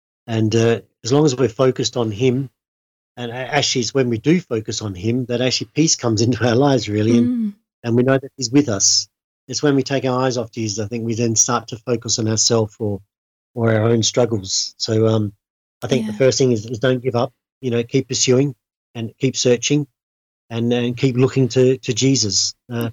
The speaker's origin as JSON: {"language": "English", "country": "Australia", "moved": "yes", "said": "I'm from Australia and come from a farming background."}